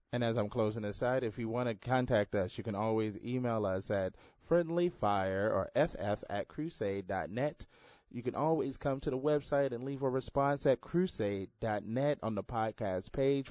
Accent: Houston, Texas, United States; growing up in Houston, it all, uh, primarily black neighborhood

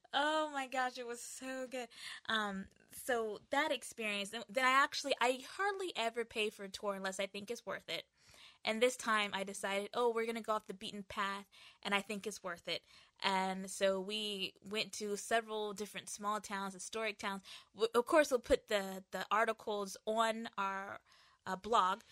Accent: United States; moved away; also born or lived in Asia; coming from, uh, Asia and also being American

